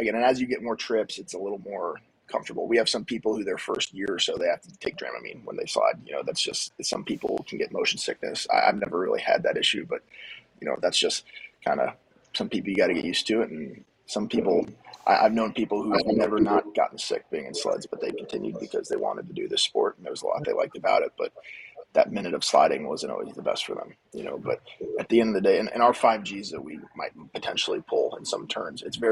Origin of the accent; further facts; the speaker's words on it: Lake Mary, Florida, United States; Growing up in Lake Mary